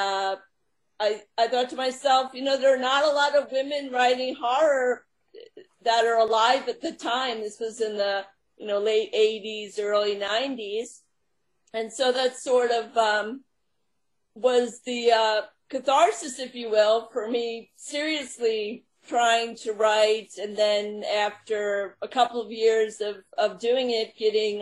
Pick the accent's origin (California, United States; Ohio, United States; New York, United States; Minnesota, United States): New York, United States; Long Island; now in Long Island, United States; I was raised on Long Island and moved to New York City in my 20s